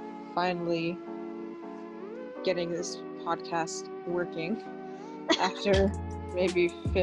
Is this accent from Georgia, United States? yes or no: no; New Jersey, United States; And I am 20 years old and I'm from New Jersey.